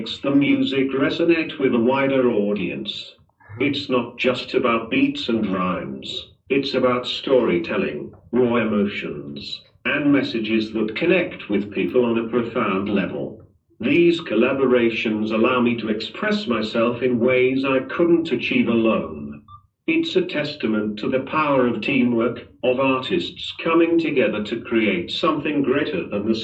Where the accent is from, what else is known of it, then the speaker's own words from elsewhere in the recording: Manchester, North West England, United Kingdom; moved away as an adult; now in Dubai, United Arab Emirates; Born and bred in Manchester, but now, I've got my roots down in Dubai, been here for a solid 3 years